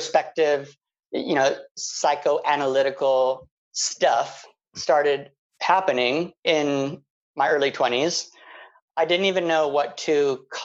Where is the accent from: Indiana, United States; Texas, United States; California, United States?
California, United States; Palm Springs; growing up in Palm Springs, everyone loves gay, was kind of a weird thing for me.